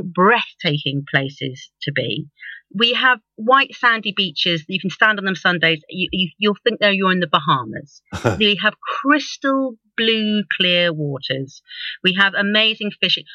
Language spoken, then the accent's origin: English; London, United Kingdom; now in Guernsey; I was being a Londoner, living on an island